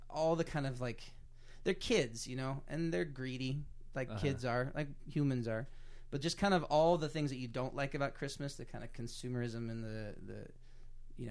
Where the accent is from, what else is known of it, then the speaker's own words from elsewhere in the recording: Kansas City, Missouri, United States; moved away as an adult; now in Lawrence, United States; I'm from Kansas City, Missouri. I grew up in Kansas City, and then I currently live in Lawrence, Kansas